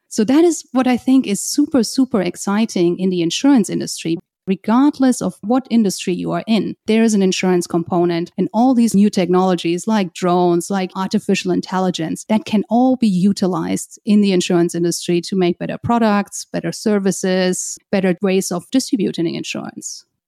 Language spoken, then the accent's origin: English; just outside of Frankfurt, Hesse, Germany; moved away as an adult; also born or lived in Hong Kong; now in New York, United States; I'm originally from Germany, just outside of Frankfurt.